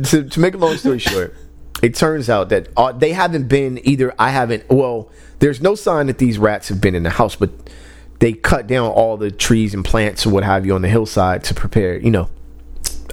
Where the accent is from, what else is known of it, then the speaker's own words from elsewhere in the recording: West Covina, California, United States; also born or lived in South Central Los Angeles; growing up in West Covina, when we moved back to West Covina